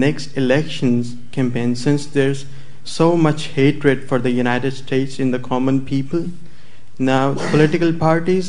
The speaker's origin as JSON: {"language": "English", "country": "Pakistan", "said": "from Pakistan"}